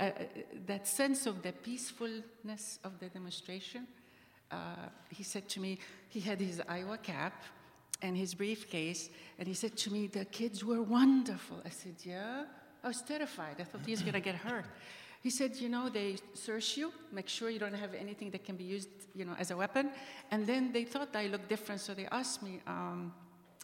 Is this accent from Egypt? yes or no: yes; Egypt; moved away as an adult; now in United States; living in Egypt the first 20 years of my life